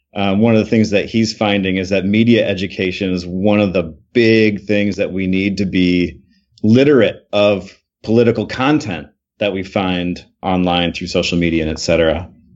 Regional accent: Michigan, United States; I grew up in Michigan. I'm from Michigan.

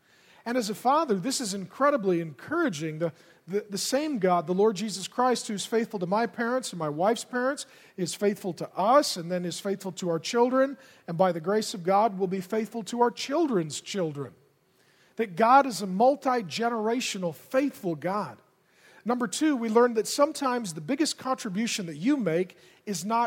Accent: Grand Forks, North Dakota, United States; I was born in Grand Forks, North Dakota.

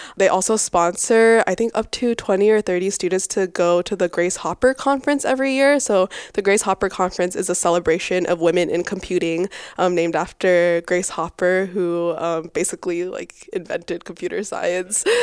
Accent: Boise, Idaho, United States; now in California, United States; I grew up in Boise, Idaho.

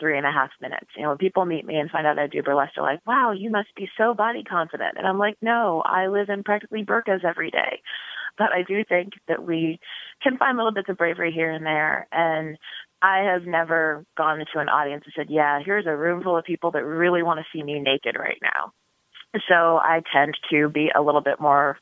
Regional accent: Topeka, Kansas, United States; now in Chicago, United States; my hometown in Topeka, Kansas

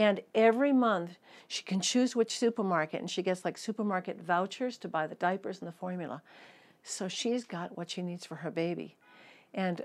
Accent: United States; accent: American; moved away as an adult; now in Israel; my American accent because I moved here when I graduated college. In 1979, I moved to Israel

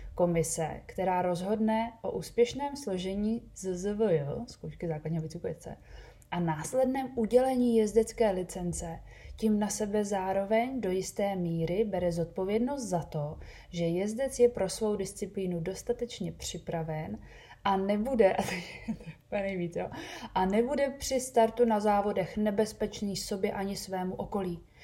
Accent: Bohemia, Czechia; u nás v Čechách

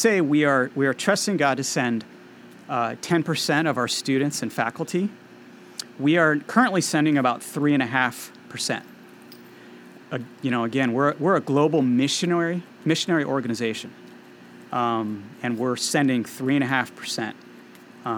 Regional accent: California, United States; I'm from California, and I was on staff at UC Santa Barbara for 10 years

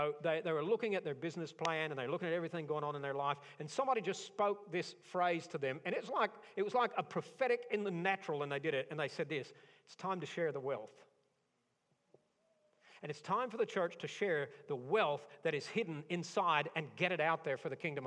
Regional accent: Tornado Alley, United States; I grew up in Tornado Alley.

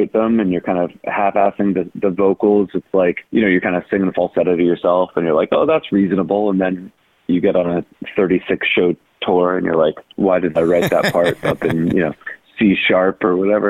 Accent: North Carolina, United States; accent: drawl; I'm from North Carolina, so, you know, I maybe have a little bit of a drawl already

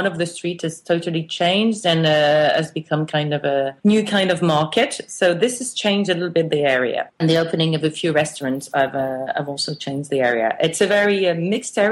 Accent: France; also born or lived in England / Italy; now in Paris, France; I was brought up in France mostly and for a while in England

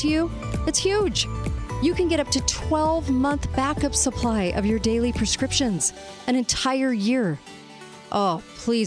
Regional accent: California, United States; moved away; I'm from California

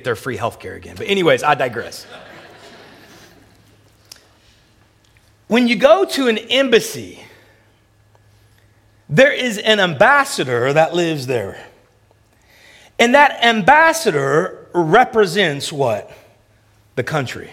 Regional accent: United States; moved away as an adult; also born or lived in Memphis / Toronto; I'm American

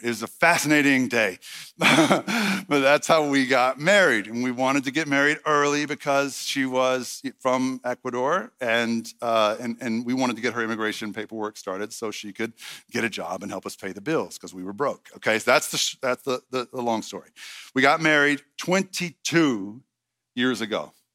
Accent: Red Lick, Texas, United States; moved away; I'm from Red Lick, Texas

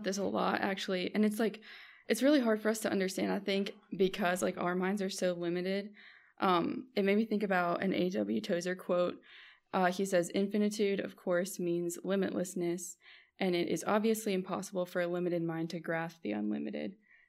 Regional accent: Morgantown, West Virginia, United States; I grew up here in Morgantown.

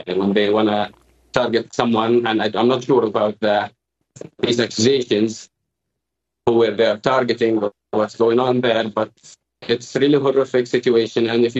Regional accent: Jabalia, Gaza Strip, Palestine; also born or lived in Khan Yunis; So, yes, proudly, I'm born and raised in Jabalia camp as a refugee

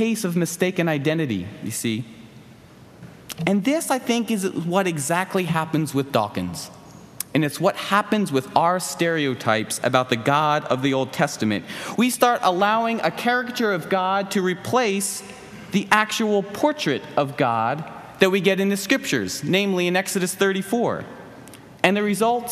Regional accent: Philadelphia, Pennsylvania, United States; Growing up in the Philly area, we would vacation at the New Jersey beach every summer

